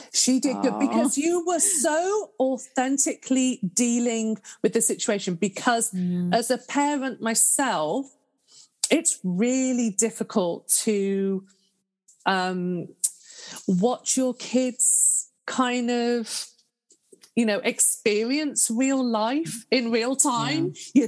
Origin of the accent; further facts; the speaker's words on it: United Kingdom; now in Canada; And as a Brit, I get that.